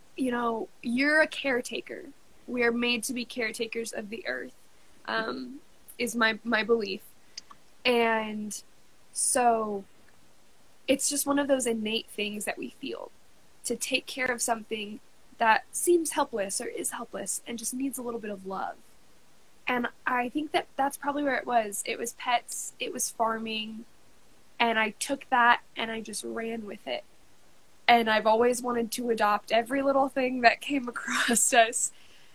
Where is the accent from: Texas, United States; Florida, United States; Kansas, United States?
Kansas, United States; I'm from Kansas